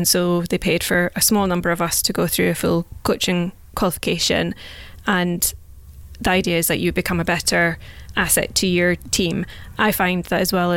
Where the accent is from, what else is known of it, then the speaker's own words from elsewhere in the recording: Scottish Highlands, Scotland, United Kingdom; moved away as an adult; also born or lived in Stirling / Edinburgh; now in London, United Kingdom; I grew up in the Scottish Highlands, so London is literally the last place I thought I would end up